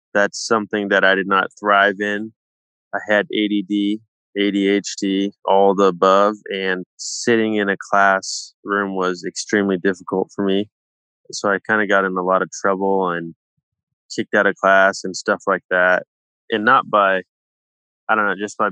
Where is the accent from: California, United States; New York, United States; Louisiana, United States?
California, United States; Palo Alto; I grew up in the Bay Area, Palo Alto